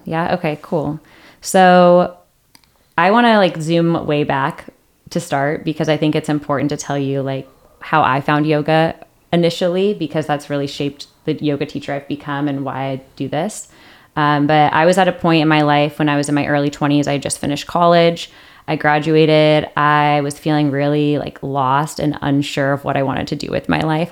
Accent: Seattle, Washington, United States; moved away as an adult; now in San Diego, United States; I grew up in Seattle.

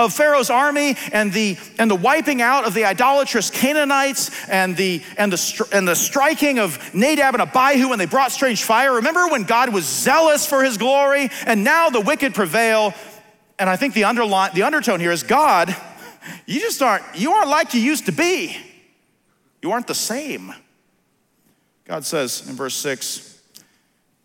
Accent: Philadelphia, Pennsylvania, United States; I'm from Philly

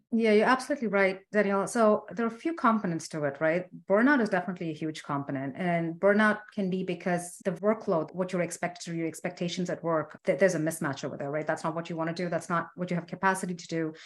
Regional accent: India; I'm Indian

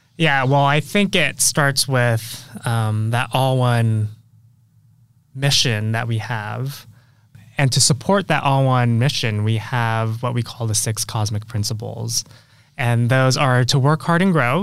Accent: San Francisco, California, United States; I went back home to San Francisco, where, that's my hometown

